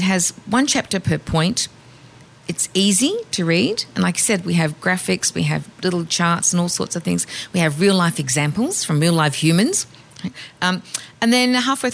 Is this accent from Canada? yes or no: no; Australia; I'm Australian.